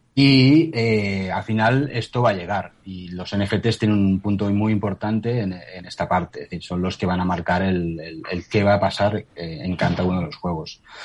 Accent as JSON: {"language": "Spanish", "area": "near Barcelona", "region": "Catalonia", "country": "Spain", "tie": "born or raised there", "said": "yo soy de cerca de Barcelona"}